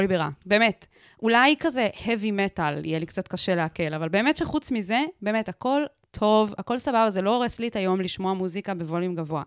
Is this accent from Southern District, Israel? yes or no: yes; Southern District, Israel; גדלתי בקיבוץ באמצע המדבר, באמצע שום מקום